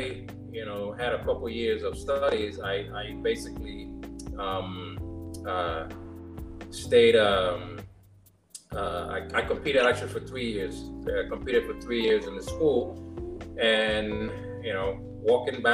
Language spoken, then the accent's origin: English; Panama; first language Spanish; English is a second language; moved away; also born or lived in New York; I was born in New York, but my mom and dad are from Panama. So I actually grew up in Panama